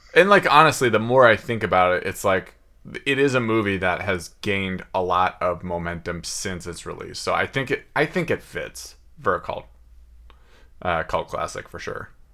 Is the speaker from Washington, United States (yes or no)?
yes; Seattle, Washington, United States; growing up in West Seattle.